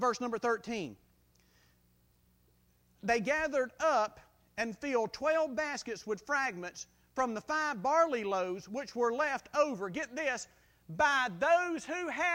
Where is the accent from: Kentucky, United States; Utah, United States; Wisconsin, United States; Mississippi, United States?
Mississippi, United States; South; I grew up in South Mississippi, and we were so close to Louisiana that a lot of my friends talk like Cajuns